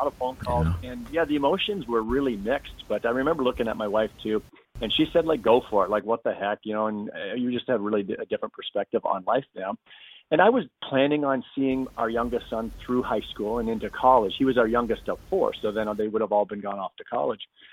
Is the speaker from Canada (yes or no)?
yes; Canada; a Canadian who had played in the big league.